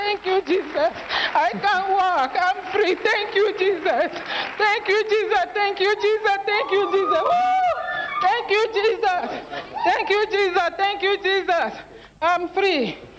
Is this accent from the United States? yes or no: no; Kenya; I'm from Kenya.